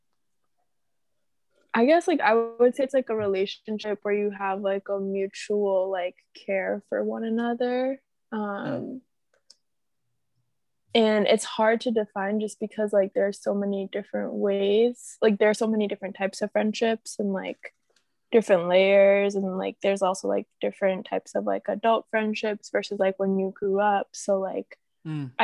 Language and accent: English; Boston, Massachusetts, United States; also born or lived in Randolph, Massachusetts; I'm from Boston, or also Randolph, Mass